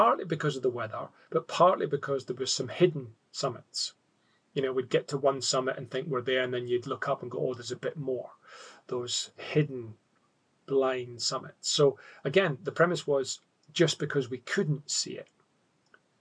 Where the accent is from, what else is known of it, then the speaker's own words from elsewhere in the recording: Scotland, United Kingdom; now in Australia; being a Scot